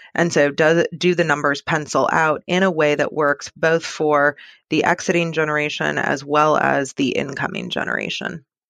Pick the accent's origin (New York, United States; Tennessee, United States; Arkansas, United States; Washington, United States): Washington, United States; Seattle; now in San Francisco, United States; I grew up in Seattle